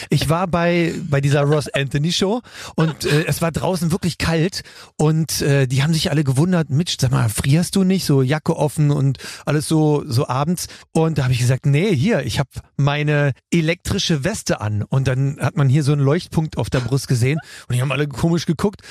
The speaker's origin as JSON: {"language": "German", "region": "Bremen", "country": "Germany", "tie": "born or raised there", "also_born_or_lived": "West Berlin", "moved": "yes", "lives_now": "Berlin, Germany", "said": "Bremen ist meine zweite Heimat. Ich bin mit neun Jahren hingezogen"}